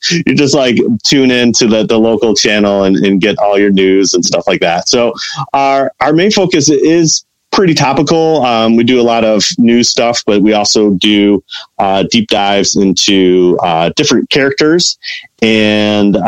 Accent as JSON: {"language": "English", "town": "Chicago", "region": "Illinois", "country": "United States", "said": "I'm from Chicago"}